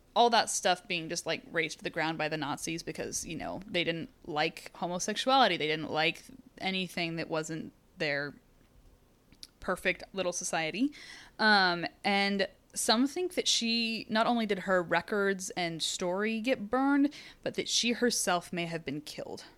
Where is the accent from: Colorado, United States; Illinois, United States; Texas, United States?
Texas, United States; in Texas, we have watched this happen over and over and over again